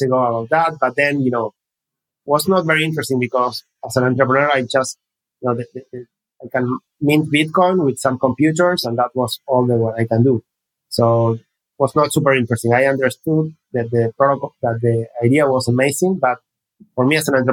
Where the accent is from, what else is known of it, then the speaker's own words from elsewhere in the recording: Argentina; I was born in Argentina, studying economics at the University of Buenos Aires